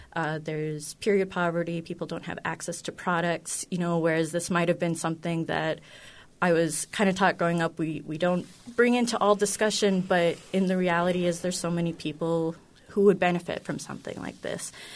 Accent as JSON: {"language": "English", "region": "North Dakota", "country": "United States", "tie": "born or raised there", "said": "I grew up in North Dakota"}